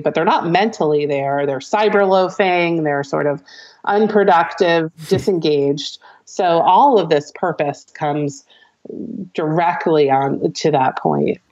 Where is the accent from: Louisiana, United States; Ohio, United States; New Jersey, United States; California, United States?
New Jersey, United States; I'm a Jersey girl.